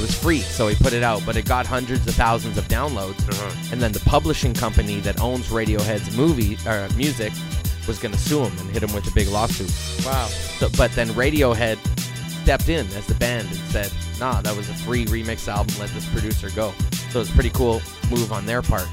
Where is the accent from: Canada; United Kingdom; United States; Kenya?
Canada; as a Canadian